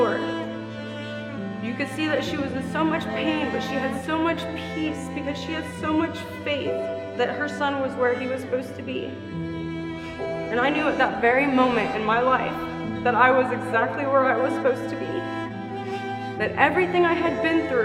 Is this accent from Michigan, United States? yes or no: no; West Chester, Ohio, United States; I am from Westchester, Ohio. I went to Lakota West High School and I graduated 2005